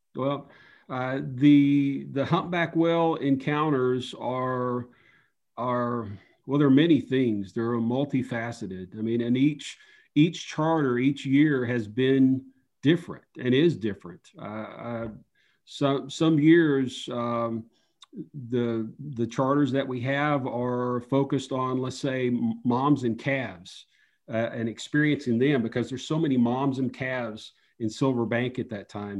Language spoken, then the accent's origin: English; Upper East Tennessee, United States; moved away; I grew up in Upper East Tennessee, near the borders of Tennessee, Virginia, and North Carolina, kind of in the mountains